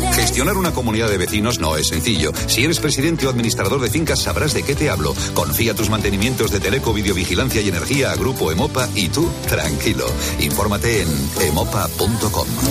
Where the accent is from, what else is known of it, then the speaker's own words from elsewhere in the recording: Madrid, Community of Madrid, Spain; Yo soy de un pueblo que se llama Madrid